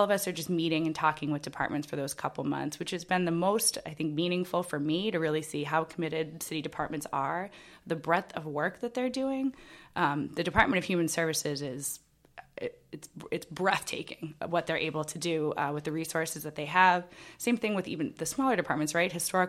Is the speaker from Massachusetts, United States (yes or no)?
yes; Groveland, Massachusetts, United States; now in Salem, United States; I grew up in Groveland, Massachusetts, which is